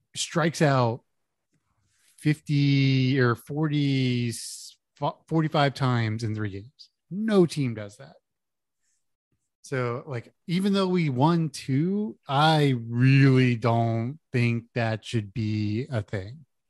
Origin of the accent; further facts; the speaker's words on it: Houston, Texas, United States; I grew up in Houston